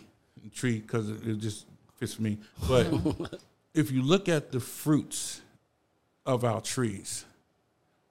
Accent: New York City, New York, United States; I literally grew up on Cedric where hip hop started

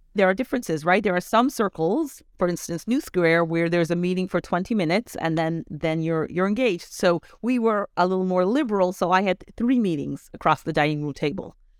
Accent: Canada; also born or lived in Rockland County, New York / Israel / Brooklyn; now in New York, United States; I grew up in Canada

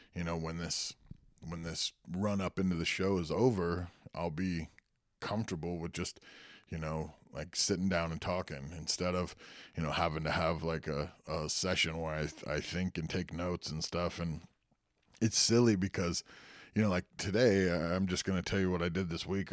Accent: Santa Cruz, California, United States; went to high school and was born in Santa Cruz, California

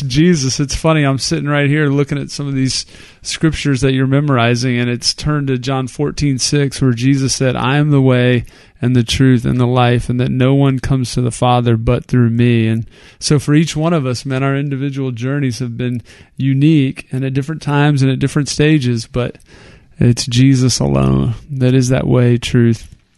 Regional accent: Texas, United States; we're from Texas. We're Texans.

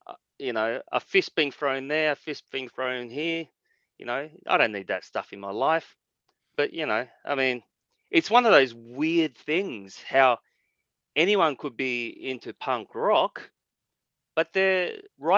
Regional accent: Australia; As an Asian guy growing up in Australia

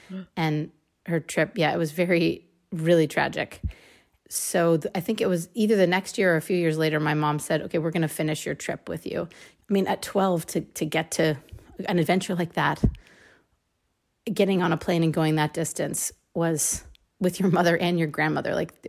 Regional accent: San Francisco, California, United States; also born or lived in Richmond, California; So there was a period of time when I lived in the East Bay, which is where my mom could like afford to buy a house, but she still worked in San Francisco. So we used to live in Richmond, California

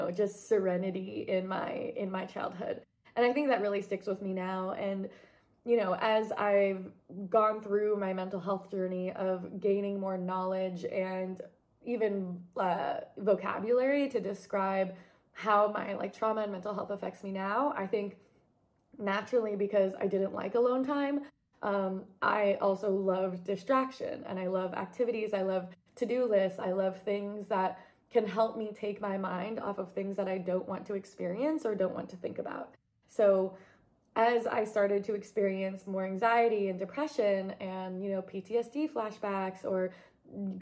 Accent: New York, United States; moved away; also born or lived in Portland; growing up in New York

